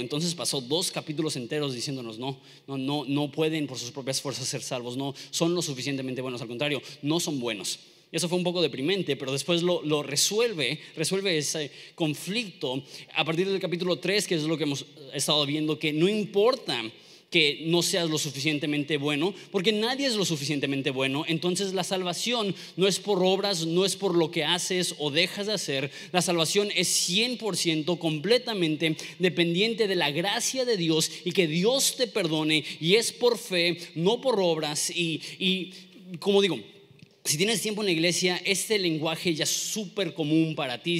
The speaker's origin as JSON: {"language": "Spanish", "country": "Mexico", "said": "siendo mexicanos"}